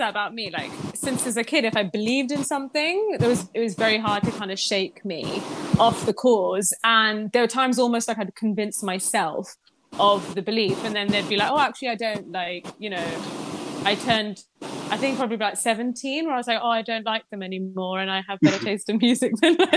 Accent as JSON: {"language": "English", "country": "Pakistan", "tie": "born or raised there", "moved": "yes", "said": "me growing up in Pakistan"}